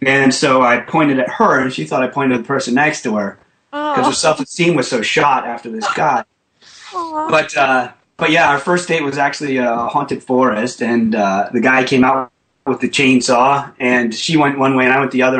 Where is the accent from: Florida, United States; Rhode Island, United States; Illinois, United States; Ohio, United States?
Rhode Island, United States; Rhode Island.